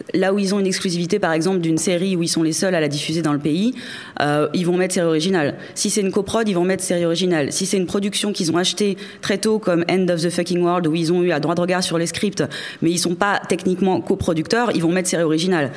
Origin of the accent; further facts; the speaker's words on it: France; En tant que Français